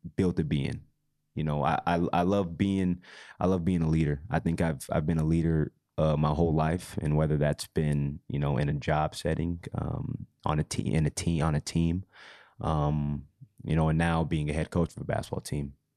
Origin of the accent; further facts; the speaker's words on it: Utah, United States; growing up in Utah